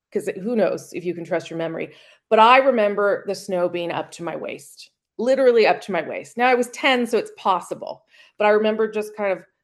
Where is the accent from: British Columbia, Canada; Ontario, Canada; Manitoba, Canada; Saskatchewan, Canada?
Manitoba, Canada; Winnipeg; now in Ottawa, Canada; I am the chief political correspondent for CBC News, uh, resident of Ottawa, but um, my hometown is Winnipeg.